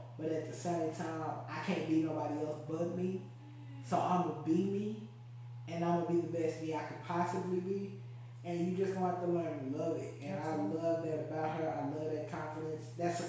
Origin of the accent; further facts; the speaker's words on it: Baltimore, Maryland, United States; I'm from Baltimore. I'm from Maryland. I wear my lashes when I hoop.